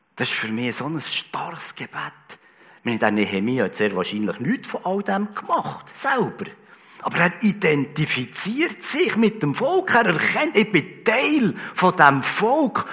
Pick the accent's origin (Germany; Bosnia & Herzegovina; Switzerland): Switzerland; bei uns in der Schweiz